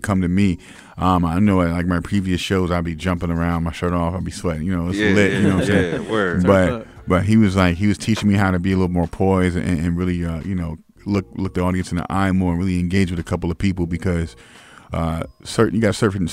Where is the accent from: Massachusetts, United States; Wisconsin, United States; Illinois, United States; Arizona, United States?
Illinois, United States; Springfield; Springfield was like, you know, I grew up in the hood.